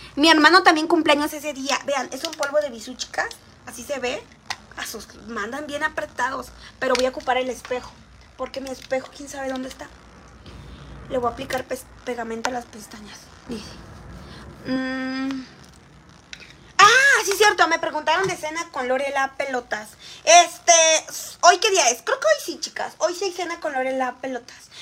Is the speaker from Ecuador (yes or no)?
no; Xalapa, Veracruz, Mexico; Soy de la ciudad de Jalapa